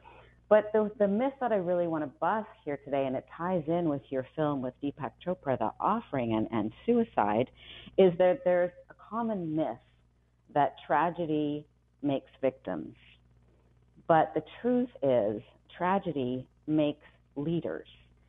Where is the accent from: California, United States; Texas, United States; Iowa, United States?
Iowa, United States; Ames; I was born in Ames, Iowa.